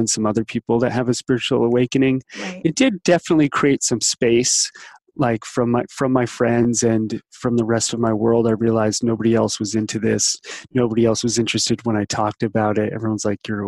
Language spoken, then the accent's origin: English; New Jersey, United States; I grew up in New Jersey on the East Coast outside of New York City.